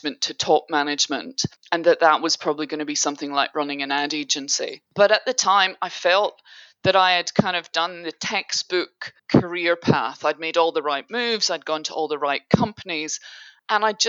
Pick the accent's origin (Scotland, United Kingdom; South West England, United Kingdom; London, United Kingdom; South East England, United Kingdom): Scotland, United Kingdom; Dundee; also born or lived in Asia; now in Sydney, Australia; I grew up in Dundee, which is on the east coast of Scotland